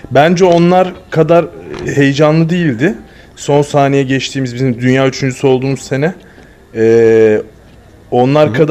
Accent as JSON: {"language": "Turkish", "country": "Turkey", "said": "Biz Türkler olarak full Arjantin'i destekliyorduk tabii ki."}